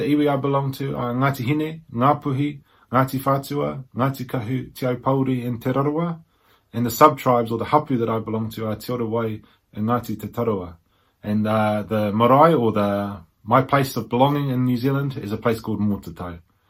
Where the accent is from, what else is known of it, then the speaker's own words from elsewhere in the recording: England, United Kingdom; born there; On the side of my mother, I am from the UK, I was born in England.